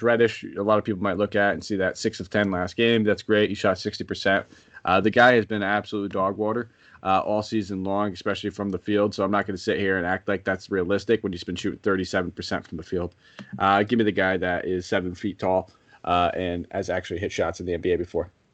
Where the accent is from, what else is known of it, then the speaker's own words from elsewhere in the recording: East Haven, Connecticut, United States; in my hometown